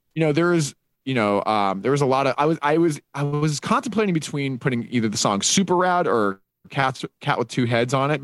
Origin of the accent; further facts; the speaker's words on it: Utah, United States; a four three five in there for my my hometown